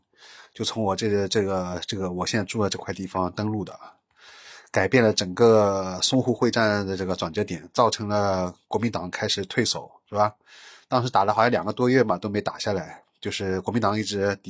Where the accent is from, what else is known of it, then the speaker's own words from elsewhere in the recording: Shanghai, China; 就是我用我是上海人嘛，我正好就又是在这边